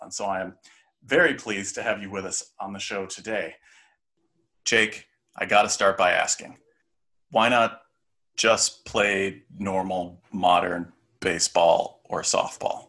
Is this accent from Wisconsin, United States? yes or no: no; Chicago, Illinois, United States; I was born in Chicago